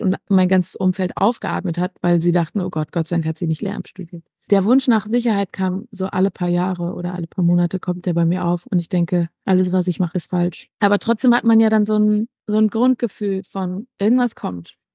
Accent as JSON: {"language": "German", "region": "North Rhine-Westphalia", "country": "Germany", "tie": "born or raised there", "said": "Ich bin am Niederrhein groß geworden"}